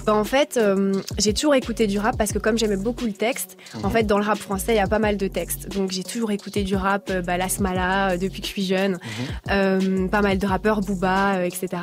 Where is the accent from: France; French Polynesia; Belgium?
Belgium; Brussels, Brussels-Capital Region; moi je viens de Bruxelles.